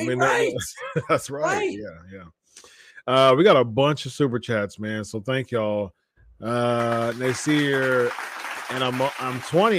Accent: California, United States; I'm from the Bay Area, so I'm just going to wear a 49ers.

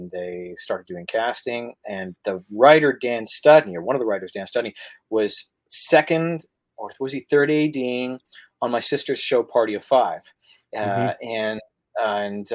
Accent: Canada; I'm coming from Canada.

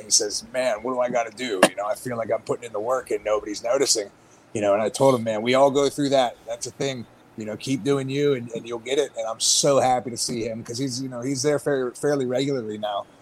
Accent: Pittsburgh, Pennsylvania, United States; I'm from Pittsburgh, which is a historic babyface territory

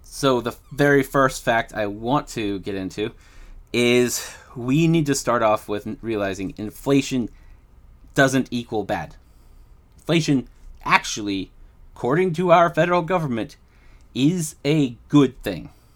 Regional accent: United States; I'm American

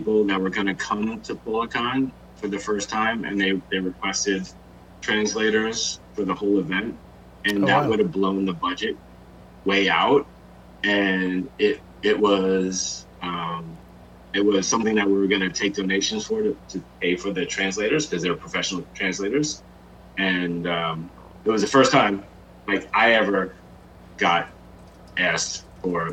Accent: New Jersey, United States; now in San Francisco, United States; I'm from Jersey, but this is my hometown.

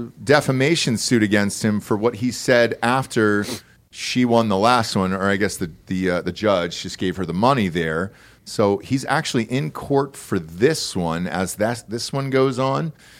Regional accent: Georgia, United States; moved away; This is my home state.

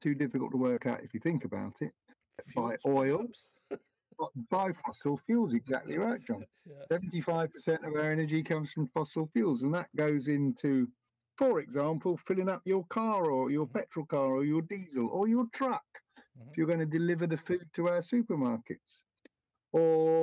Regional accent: United Kingdom

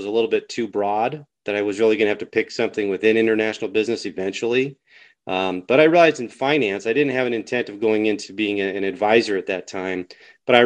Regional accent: Denver, Colorado, United States; I'm 50 years old, born here in 1972

